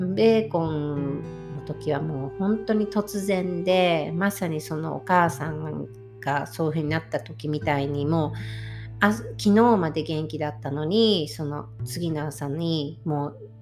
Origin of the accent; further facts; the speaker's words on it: Japan; also born or lived in Florida, United States; now in Washington, United States; 私は日本日本で生まれてるってアメリカに今住んでる状態なのでアメリカにいてもやっぱり私の故郷っていうのはいつでも日本なんですけど